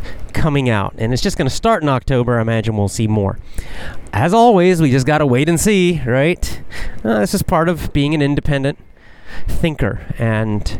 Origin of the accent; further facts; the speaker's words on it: the South, United States; also born or lived in Georgia / Florida; I was raised in the South, the southern part of the United States. Georgia, Florida, way down south.